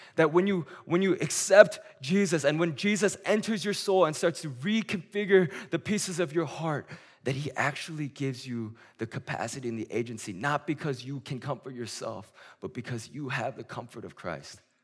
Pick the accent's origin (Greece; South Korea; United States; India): South Korea; moved away; my hometown in Korea